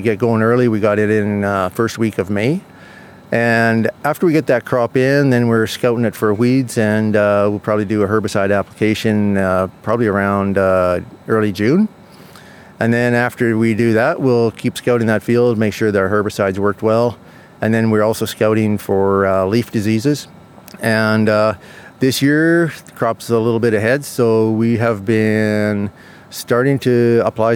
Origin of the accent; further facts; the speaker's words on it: Red Deer County, Alberta, Canada; I'm from Red Deer County, Alberta, Canada. Our farm started in 1929 here